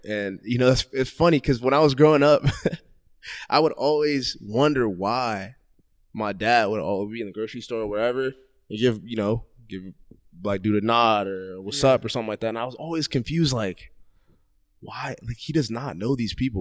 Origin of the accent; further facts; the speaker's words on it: Columbus, Ohio, United States; also born or lived in Gahanna; I grew up in Columbus, but like it wasn't, it wasn't really bad